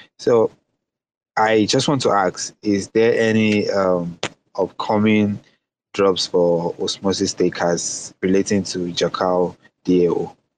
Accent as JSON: {"language": "English", "country": "Nigeria", "said": "I'm from Nigeria."}